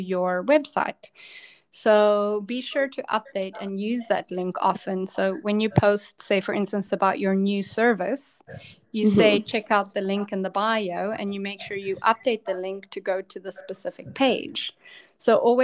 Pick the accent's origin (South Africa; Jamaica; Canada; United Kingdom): South Africa; I'm from South Africa